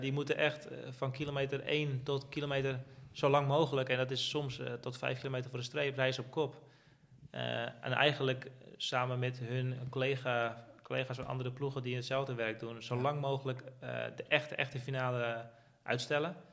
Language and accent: Dutch; Netherlands; als Nederlander